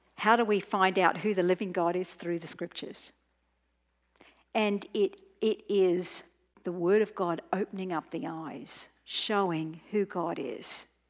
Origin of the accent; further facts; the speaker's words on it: Australia; I'm from Australia